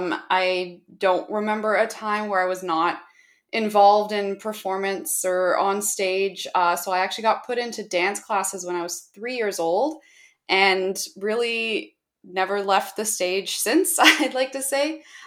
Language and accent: English; Toronto, Ontario, Canada; I'm from Toronto, Canada, and I'm currently pursuing my MBA at the Schulich School of Business at York University in Toronto.